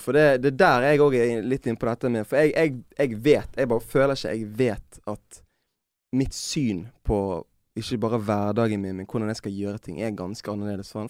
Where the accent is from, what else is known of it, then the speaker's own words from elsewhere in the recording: Norway; Jeg har jo vokst opp mesteparten av livet mitt i Norge